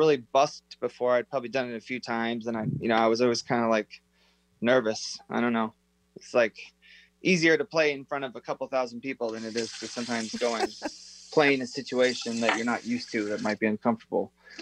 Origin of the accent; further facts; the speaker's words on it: Snohomish, Washington, United States; also born or lived in Arlington, Washington; I was born in Arlington.